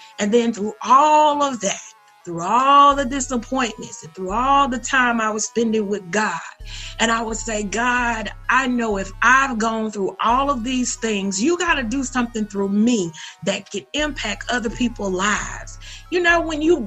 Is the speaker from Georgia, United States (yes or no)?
yes; Perry, Georgia, United States; I was born in Georgia. in a little town called Perry. And that was a great upbringing experience